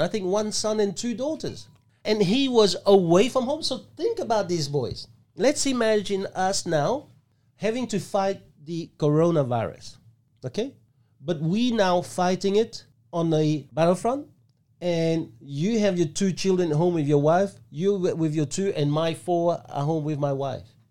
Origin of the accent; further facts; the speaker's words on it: Ho Chi Minh City, Vietnam; now in Australia; I was born in Saigon